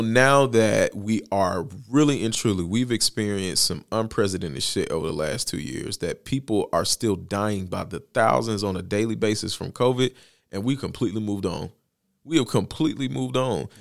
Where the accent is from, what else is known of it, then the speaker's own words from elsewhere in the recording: Bessemer, Alabama, United States; my hometown is where kind of ground zero is for the fight for Amazon. Best Man, Alabama